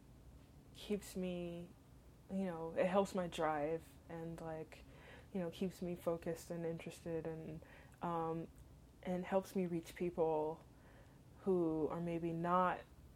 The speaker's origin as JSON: {"language": "English", "region": "Southern California", "country": "United States", "tie": "born or raised there", "also_born_or_lived": "Western Massachusetts", "moved": "as an adult", "said": "home was in Southern California"}